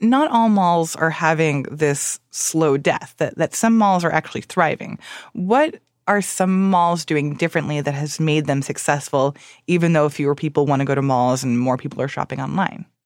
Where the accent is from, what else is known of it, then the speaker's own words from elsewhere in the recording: Miami, Florida, United States; I grew up in Miami